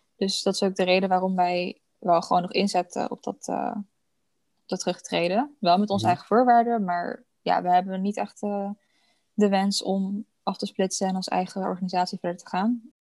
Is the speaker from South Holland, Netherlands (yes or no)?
yes; Vlaardingen, South Holland, Netherlands; in Vlaardingen, waar ik vandaan kom